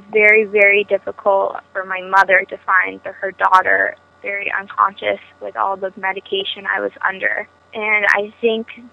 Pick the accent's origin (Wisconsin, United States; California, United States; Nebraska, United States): California, United States; Los Altos; I am from Los Altos, California